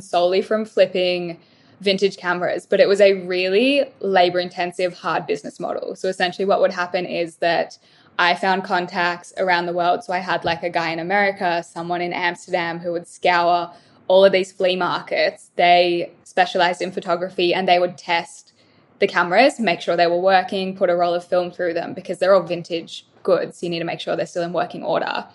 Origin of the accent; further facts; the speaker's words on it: Melbourne, Victoria, Australia; moved away as an adult; now in Gold Coast, Australia; I'm originally from Melbourne, moved up here about 2 years ago